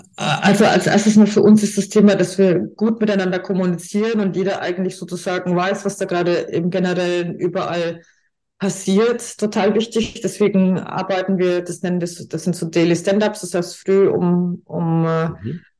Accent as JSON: {"language": "German", "area": "Franconia", "region": "Bavaria", "country": "Germany", "accent": "Franconian", "said": "ich komme ja aus Franken, wie man hört"}